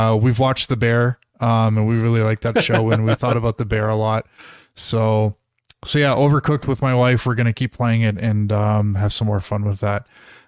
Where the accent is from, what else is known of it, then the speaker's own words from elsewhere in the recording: Toronto, Ontario, Canada; I grew up in Toronto, so it's kind of fun playing levels and like recognizing the TTC buses and like Casa Loma and stuff like that.